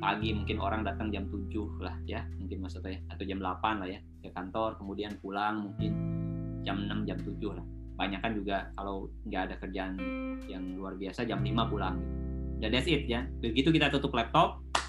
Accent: Indonesia; moved away as an adult; now in Singapore; saya dari Indonesia

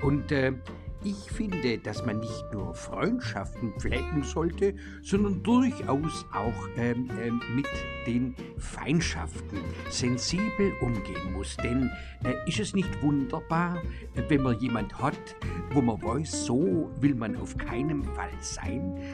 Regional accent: Bempflingen, Baden-Württemberg, Germany; geht es in besonderer Weise um mich als Person und meinen Heimatort Bempflingen.

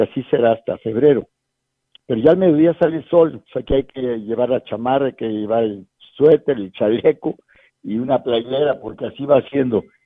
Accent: Mexico; also born or lived in San Luis Potosí; nos ha faltado a los mexicanos participar más

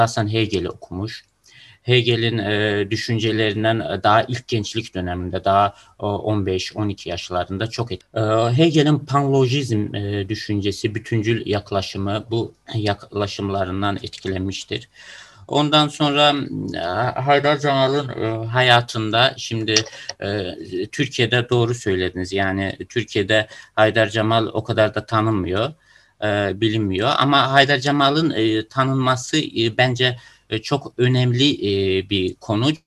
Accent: Russia; born there; Ben e, Rusya doğumluyum ama Azerbaycan vatandaşıyım.

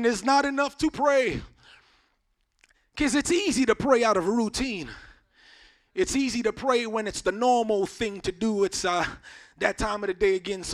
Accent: Jamaica; moved away; I grew up in Jamaica, so I didn't have access to a lot of things that we had access to here

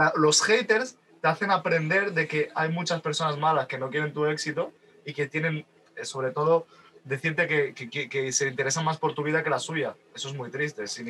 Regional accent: Málaga, Andalusia, Spain; yo vivo en, un pueblecito de Málaga, bueno, una ciudad de Málaga que tiene más de 100.000 habitantes, en plena costa, y al fin y al cabo yo no soy de Málaga capital

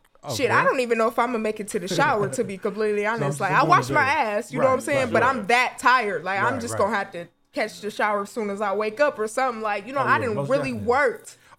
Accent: Ohio, United States; I'm from Ohio

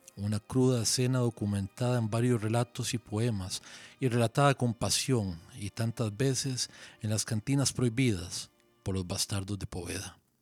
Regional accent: Fraijanes, Alajuela, Costa Rica; also born or lived in San Rafael, Alajuela; soy de la montaña, yo soy de, de Freijanes. Nos fuimos a Freijanes cuando yo tenía como 8 años, vivía eh, viví ahí durante 30 y pico de años

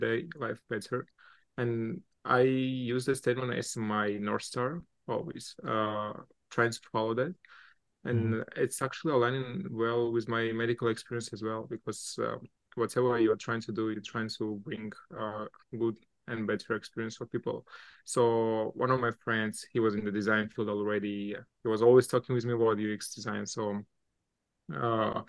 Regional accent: Armenia; also born or lived in Russia; now in New York, United States; Originally, I'm from Armenia, and I used to live a lot of time in Russia

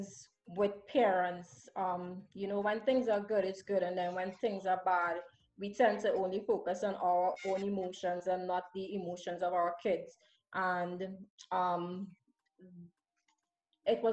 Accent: Laventille, San Juan–Laventille, Trinidad & Tobago; I grew up in Lavenville.

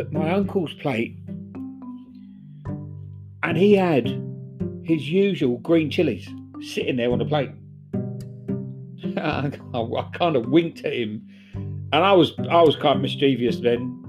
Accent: England, United Kingdom; I was from down south.

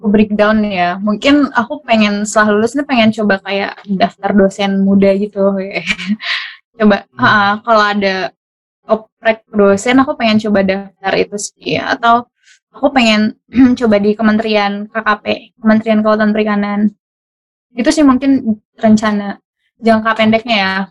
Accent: Bangka Belitung Islands, Indonesia; untuk uh, eh, daerahku dulu mungkin untuk Belitung aku pengen banget uh, ngaj uh, bukan ngajar ya

